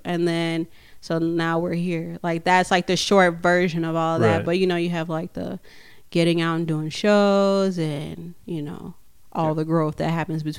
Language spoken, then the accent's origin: English; Chicago, Illinois, United States; also born or lived in Midwest; now in Richfield, United States; And like me and Nucky, when we first got here, we were both from we came from Chicago first.